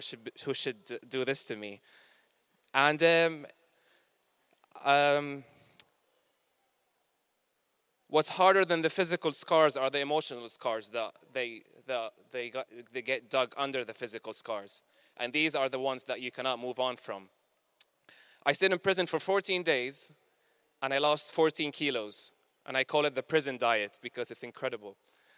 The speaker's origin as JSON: {"language": "English", "town": "Damascus", "region": "Damascus Governorate", "country": "Syria", "moved": "as an adult", "lives_now": "United Kingdom", "said": "in the old city where I'm come from Damascus"}